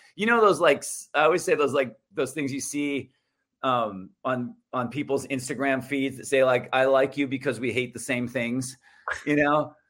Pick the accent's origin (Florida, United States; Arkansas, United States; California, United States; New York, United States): California, United States; Santa Barbara; community college in my hometown in Santa Barbara.